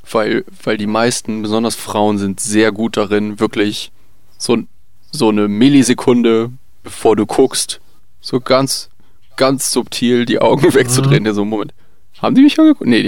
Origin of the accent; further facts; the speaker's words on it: South Korea; German is a second language; Ich meine, du musst dir halt vorstellen, groß sein an sich als Koreaner ist schon eine Sache.